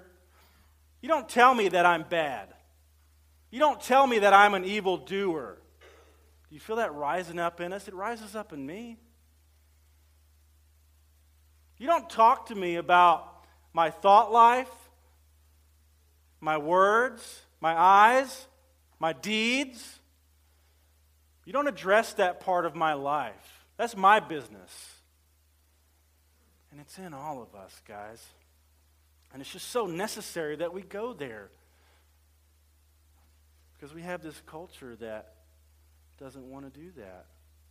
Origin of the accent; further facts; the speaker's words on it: central Louisiana, United States; I was raised in central Louisiana.